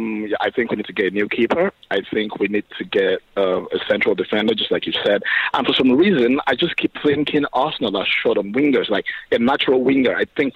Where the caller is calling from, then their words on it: Port Harcourt, Rivers State, Nigeria; I'm calling from Port Harcourt in Nigeria.